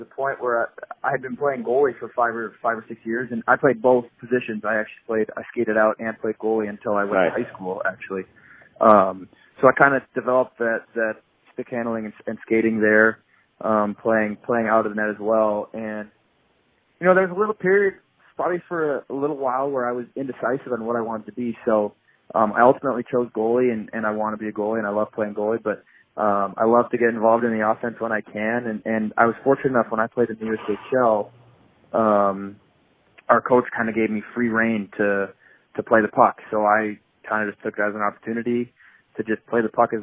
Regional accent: Boston, Massachusetts, United States; I'm actually a first-generation American. I was born in Boston because my dad went to college in the Boston area

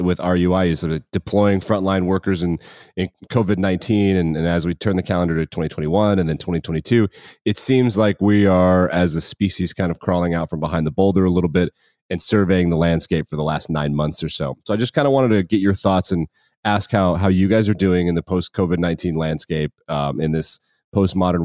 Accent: Wyoming, United States; I am from Wyoming, and while my father worked in, we were in a mining community

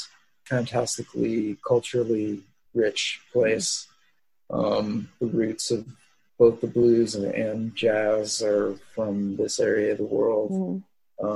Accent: Southern California, United States; moved away as an adult; also born or lived in Fountain Valley, California; now in New Orleans, United States; spending most of my childhood growing up in Southern California

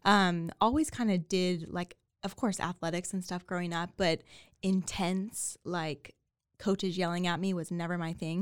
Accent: Waco, Texas, United States; also born or lived in New York; born and raised in Waco, grew up here

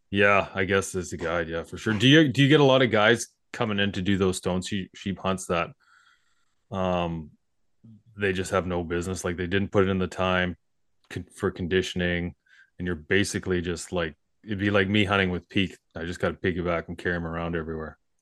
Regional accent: Skeena River, between Prince Rupert and Terrace, BC, British Columbia, Canada; now in southern British Columbia, Canada; we grew up on the Skeena River, basically, between Rupert

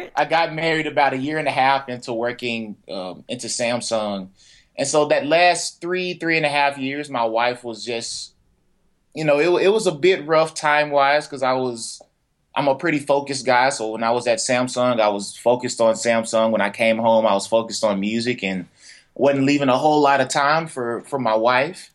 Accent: Fort Worth, Texas, United States; I'm from Fort Worth, Texas, a little uh, on the south side of Fort Worth

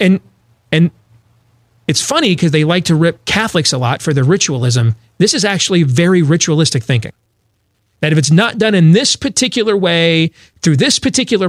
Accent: Grand Rapids, Michigan, United States; I grew up in Grand Rapids, Michigan, is where I went to high school

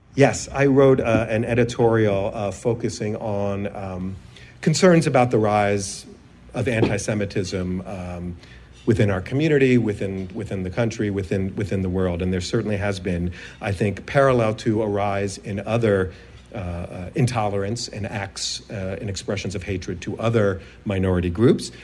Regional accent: San Francisco, California, United States; I grew up in San Francisco

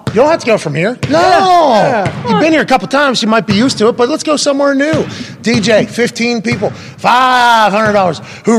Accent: Southern Italy, Italy; I'm from Southern Italy, so when the sun shines on me, I get third-degree burns, and then I get tan, and then it's going to disappear by next week.

